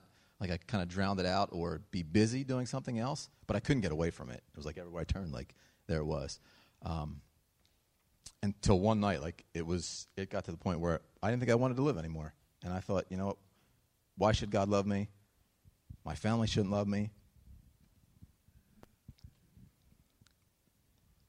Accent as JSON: {"language": "English", "town": "Pottstown", "region": "Pennsylvania", "country": "United States", "tie": "born or raised there", "said": "I grew up right on Trott Street in Pottstown"}